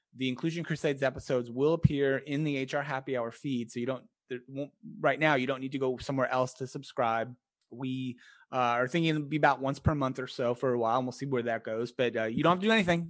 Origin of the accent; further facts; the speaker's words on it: United States; first language English; I grew up in America, you know, as a middle class white kid